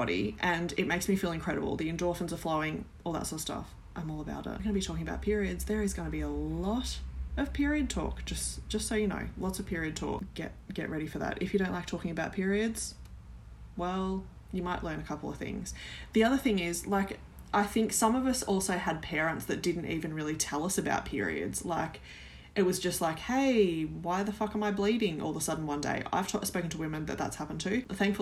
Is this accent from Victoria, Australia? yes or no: yes; Mallacoota, Victoria, Australia; also born or lived in Melbourne, Yarra Valley; I grew up in a small coastal town called Mallacoota. We moved from Melbourne in the Yarra Valley